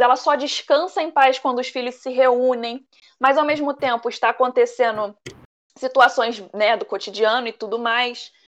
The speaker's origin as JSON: {"language": "Portuguese", "region": "Rio de Janeiro", "country": "Brazil", "said": "E aqui do grupo, sendo a única carioca, né? Eu passo ali, eu tenho. Eu não sou do Lebon, eu moro na Zona Oeste do Rio"}